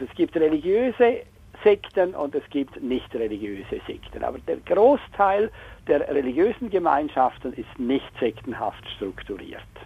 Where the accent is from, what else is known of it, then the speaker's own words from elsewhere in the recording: Chur, Graubünden, Switzerland; moved away; Ich bin ursprünglich in Chur aufgewachsen